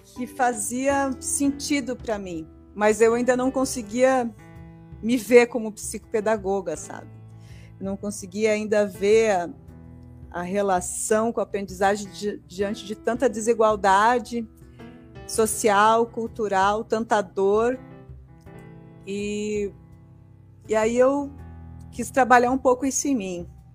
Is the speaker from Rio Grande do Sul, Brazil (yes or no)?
yes; Rio Grande do Sul, Brazil; moved away; eu sou do Rio Grande do Sul